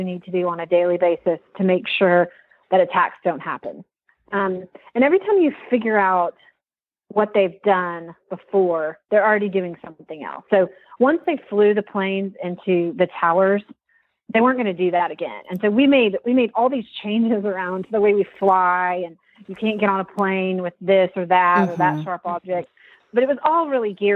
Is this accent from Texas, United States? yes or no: yes; Texas, United States; moved away as an adult; also born or lived in Washington, D.C.; I went to work for then Governor George W. Bush in Texas, which is my home state. Went back home